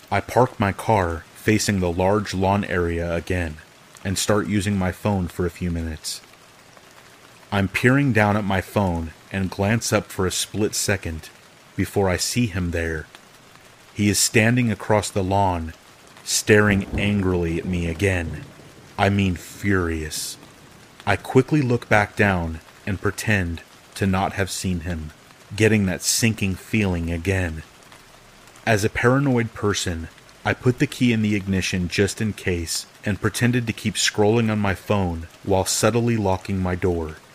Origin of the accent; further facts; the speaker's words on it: California, United States; Of course, I'm from California, and of course, I didn't read the lease carefully.